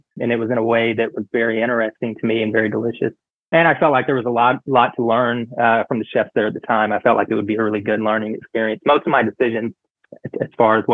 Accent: the South, United States; moved away; also born or lived in Fort Worth, Texas / New York; growing up in the South

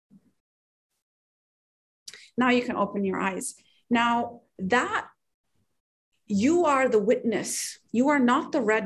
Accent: Pakistan; moved away; I'm from Pakistan

